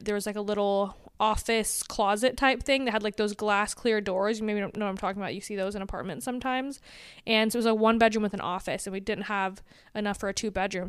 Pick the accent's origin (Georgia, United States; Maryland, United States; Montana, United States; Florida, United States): Georgia, United States; Atlanta; I grew up in Atlanta, Georgia